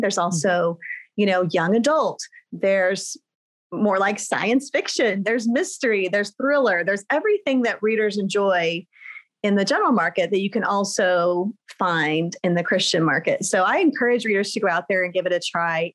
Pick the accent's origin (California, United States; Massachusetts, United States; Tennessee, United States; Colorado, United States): California, United States; Riverside; moved away as an adult; also born or lived in Germany / Texas; I was raised in Southern California in a town called Riverside